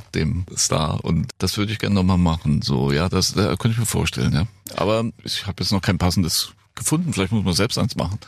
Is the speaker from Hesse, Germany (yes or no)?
yes; Frankfurt am Main, Hesse, Germany; now in Bad Camberg, Germany; Ich bin Frankfurter, Frankfurt-Main und bin jetzt dann natürlich auf so ein kleines Örtchen im Taunus gezogen, Bad mhm. Camberg